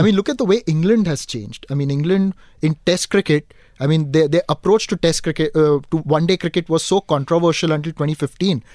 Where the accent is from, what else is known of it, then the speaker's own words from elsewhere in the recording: Dubai, United Arab Emirates; now in Mumbai, India; growing up in Dubai